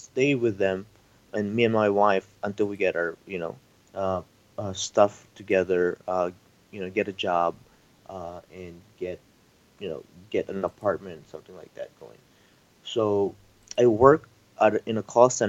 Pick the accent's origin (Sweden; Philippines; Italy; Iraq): Philippines; moved away as an adult; I moved here from the Philippines 5 years ago. So I'm an immigrant.